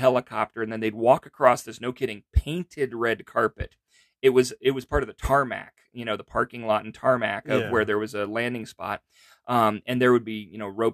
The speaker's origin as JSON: {"language": "English", "town": "Downey", "region": "California", "country": "United States", "tie": "born or raised there", "said": "I grew up in Downey, California"}